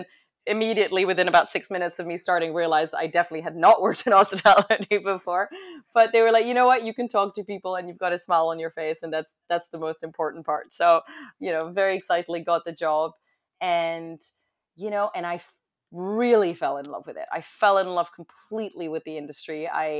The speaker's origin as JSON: {"language": "English", "region": "London", "country": "United Kingdom", "tie": "born or raised there", "also_born_or_lived": "Paris, France", "said": "I am originally from France. As American as I sound, I am French, completely French. I was born in Paris, moved to London at a young age and did tons of traveling."}